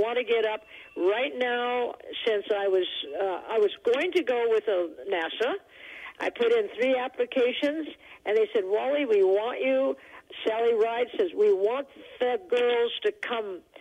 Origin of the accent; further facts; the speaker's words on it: Taos, New Mexico, United States; I was born in Taos